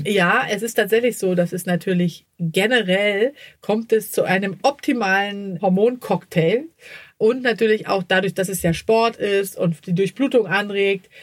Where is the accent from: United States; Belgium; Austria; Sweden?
Sweden; now in Hamburg, Germany; ich komme ja aus Schweden, da ist man nicht so verklemmt.